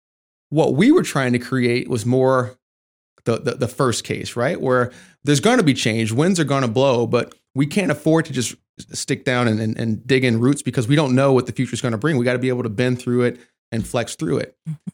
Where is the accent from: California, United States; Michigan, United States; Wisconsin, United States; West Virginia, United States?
Michigan, United States; I mean, I grew up in Michigan, so, you know, your uncle, he's a Ford man.